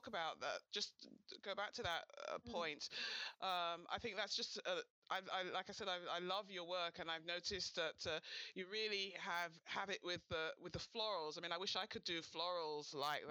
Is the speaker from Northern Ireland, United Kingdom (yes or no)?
no; London, United Kingdom; my hometown. You love my hometown. My wonderful, beautiful city of London.